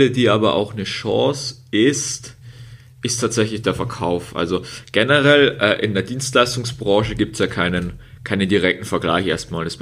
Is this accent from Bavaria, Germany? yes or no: yes; Bavaria, Germany; also im Moment wohne ich in Regensburg. In Bayern hört man vielleicht ab und zu auch einen Akzent raus von uns beiden.